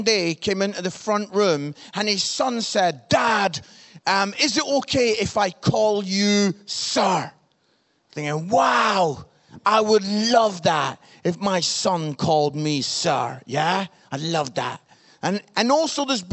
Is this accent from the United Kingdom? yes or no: yes; Scotland, United Kingdom; I'm Scottish